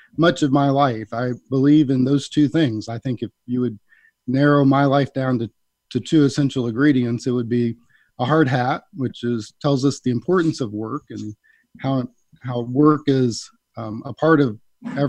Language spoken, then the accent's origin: English; Midwest, United States; I grew up in the Midwest